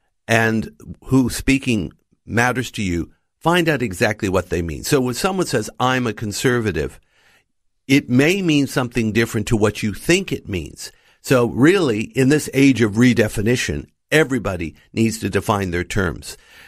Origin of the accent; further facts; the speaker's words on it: United States; moved away as an adult; now in Australia; Well, Noel, I grew up in the United States and came to Australia as a young married man and father. And so I grew up as a minority too.